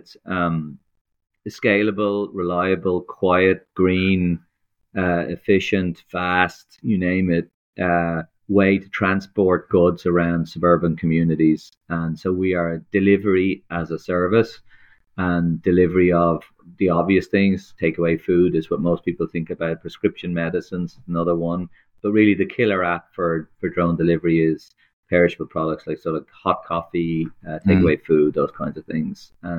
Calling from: Dublin, Leinster, Ireland; Sunny Dublin, Ireland. Sunny, rainy, miserable, windy Ireland.

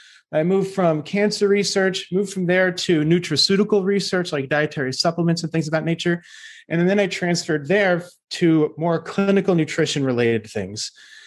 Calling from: Austin, Texas, United States; I am speaking from Austin, Texas.

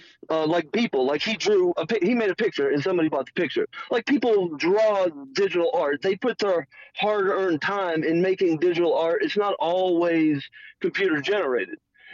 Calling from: New Mexico, United States; calling from New Mexico.

